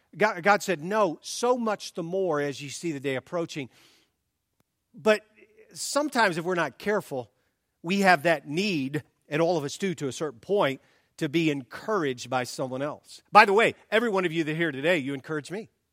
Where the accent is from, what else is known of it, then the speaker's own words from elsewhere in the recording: the South, United States; moved away; I grew up in the South